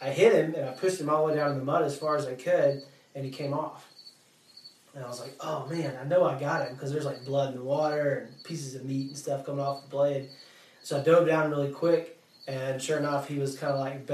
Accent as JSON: {"language": "English", "town": "Yazoo City", "region": "Mississippi", "country": "United States", "tie": "born or raised there", "moved": "yes", "said": "I grew up near a lake called Wolf Lake in Yazoo City"}